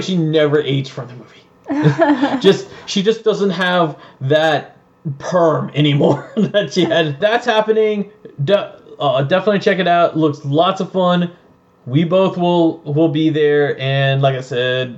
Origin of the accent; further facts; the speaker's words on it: Georgia, United States; We're from Georgia